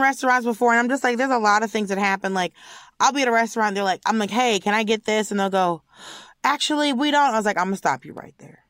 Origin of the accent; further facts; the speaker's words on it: United States; I'm an American